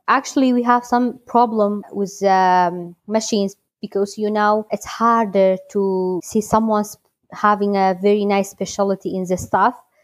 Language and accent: English; Halabja, Kurdistan Region, Iraq; I am from Halabja, Kurdistan, Iraq.